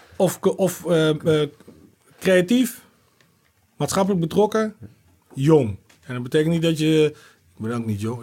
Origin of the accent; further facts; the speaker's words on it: Groningen, Netherlands; also born or lived in Arnhem / Leeuwarden; en weer vijf jaar later zijn we naar Groningen verhuisd.